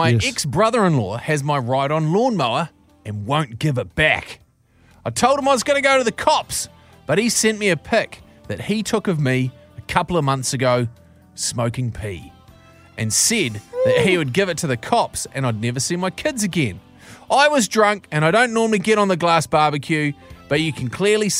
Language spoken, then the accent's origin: English; Mount Maunganui, Bay of Plenty, New Zealand; Say for example, I'm from Mount Maunganui, and there is certain times of the year where there's a liquor ban on downtown Mount Maunganui.